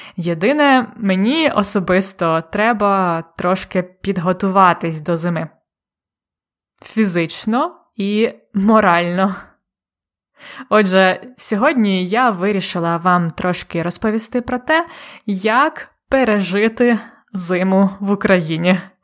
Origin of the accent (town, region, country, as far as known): Ukraine